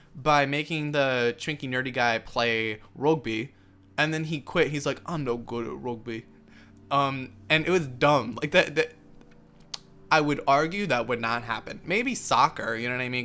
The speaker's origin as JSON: {"language": "English", "country": "United States", "said": "me being an American"}